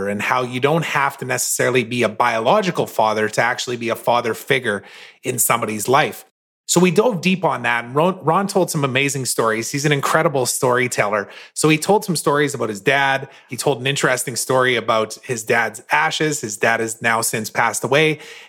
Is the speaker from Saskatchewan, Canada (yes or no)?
yes; Saskatoon, Saskatchewan, Canada; in Saskatoon, Saskatchewan, which is my hometown